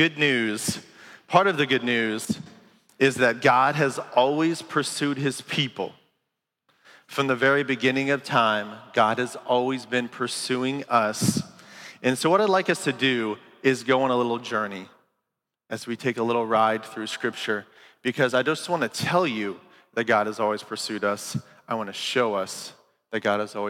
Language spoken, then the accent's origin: English; Green Camp, Ohio, United States; I grew up in Ohio